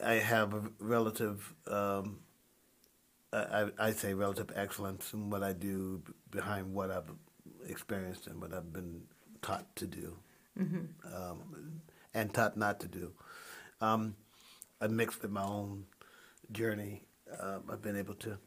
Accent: Clairton, Pennsylvania, United States; also born or lived in Virginia; when my mother moved here, came to visit her sister, she met him, and ba-dow, here me and my brother are, and we're like these part Virginia, part Clairton guys

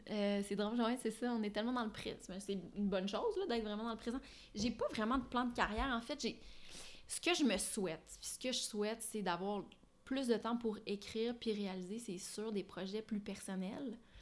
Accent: Ottawa, Ontario, Canada; moved away; also born or lived in Montreal; je suis franco-ontarienne, je suis née à Ottawa, j'ai grandi là-bas

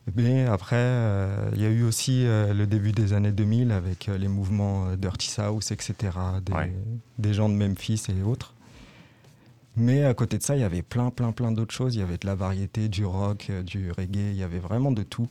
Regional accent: Reims, Grand Est, France; Je suis originaire de Reims, j'ai grandi dans les quartiers des Châtillons.

